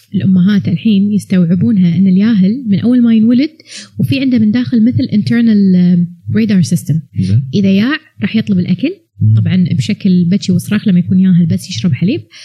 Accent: Kuwait; ما عندنا اماكن قهوه زينه بالكويت

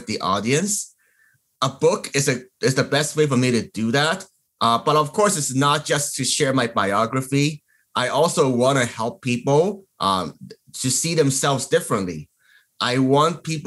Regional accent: Hong Kong; moved away; I was born in Hong Kong

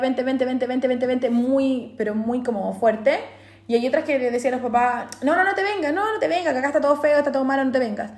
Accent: Chile; moved away as an adult; now in Australia; los demás decimos como demás chilenos

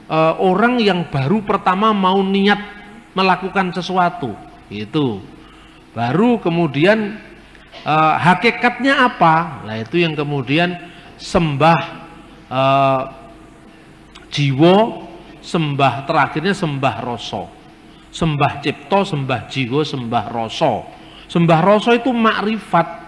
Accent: Indonesia; Ya mesti aja Yusuf Roni orang Palembang, saya orang Jawa.

